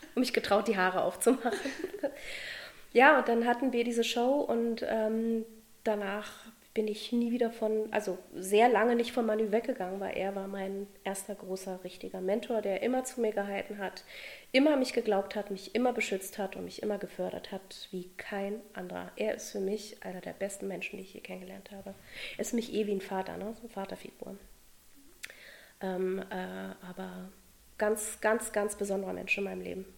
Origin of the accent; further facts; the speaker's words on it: Berlin, Germany; wurde in Berlin geboren, in einer Künstlerfamilie. Und ja, ich bin mit Kunst aufgewachsen